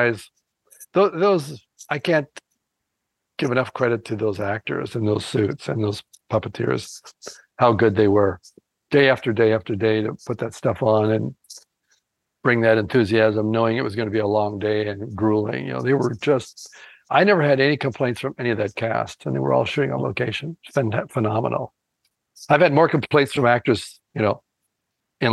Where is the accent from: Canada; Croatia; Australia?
Canada; I'm actually Canadian